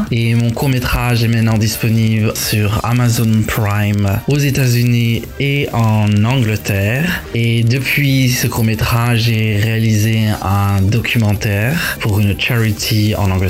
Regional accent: Charleroi, Wallonia, Belgium; now in London, United Kingdom; euh, je suis réalisateur, producteur, acteur. Je suis né en Belgique à Charleroi, mm, d'un père grec et une mère italienne, euh, mais je vis à Londres depuis 10 ans maintenant

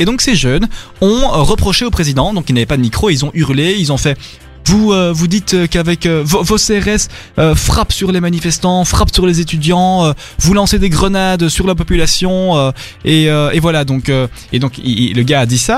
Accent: Belgium; chez nous en Belgique

